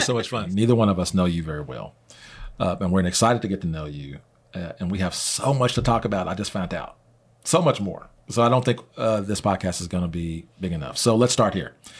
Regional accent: Midwest, United States; now in Oklahoma, United States; I came from Midwest

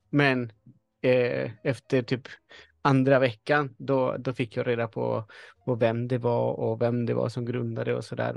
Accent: Chile; now in Sweden; jag föddes i Chile, men jag är en svensk hantverkare.

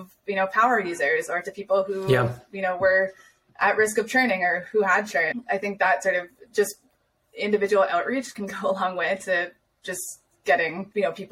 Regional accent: United States; moved away as an adult; now in Austria; as the American

